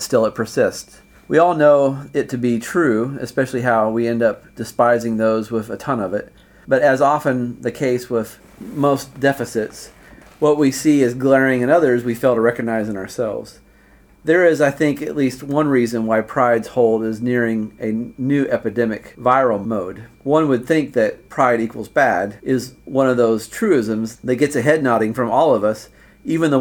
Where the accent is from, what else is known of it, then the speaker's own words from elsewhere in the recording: Indiana, United States; moved away as an adult; also born or lived in China; we Hoosiers are not so special.